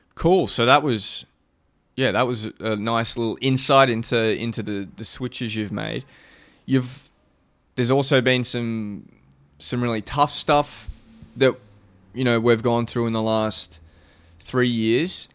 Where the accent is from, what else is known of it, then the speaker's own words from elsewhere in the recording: Australia; being an Aussie